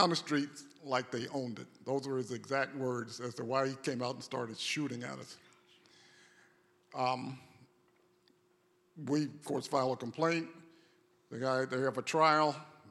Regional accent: North Carolina, United States; I grew up in the South, in North Carolina. All my formative years were in the South

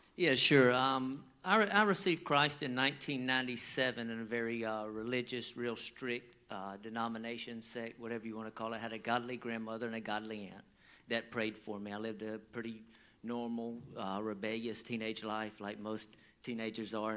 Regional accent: Georgia, United States; we grew up in the South and we grew up in you know it's hot in Georgia

